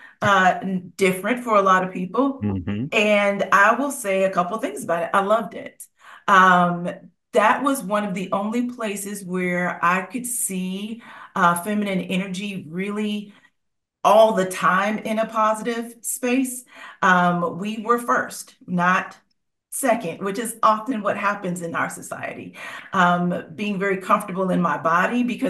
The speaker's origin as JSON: {"language": "English", "town": "Cincinnati", "region": "Ohio", "country": "United States", "moved": "yes", "lives_now": "Nashville, United States", "said": "former Midwesterner, I'm from Cincinnati, Ohio"}